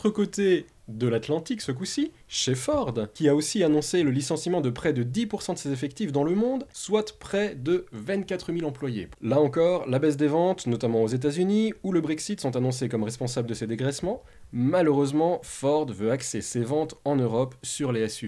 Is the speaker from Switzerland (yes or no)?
yes; Switzerland; un petit peu par chez nous en Suisse